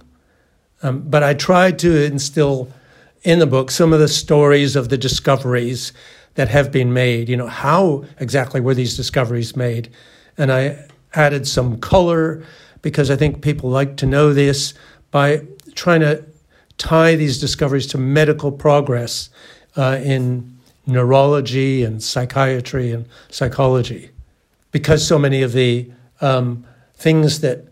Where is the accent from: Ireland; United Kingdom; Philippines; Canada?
Canada; moved away as an adult; also born or lived in California, United States / Massachusetts, United States; I'm a Canadian. I grew up in Canada and played a lot of ice hockey.